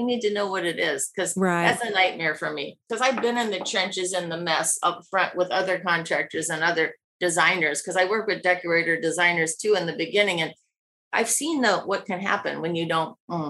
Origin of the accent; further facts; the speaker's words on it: Midwest, United States; Maybe it's because we're from the Midwest, but that part's easy.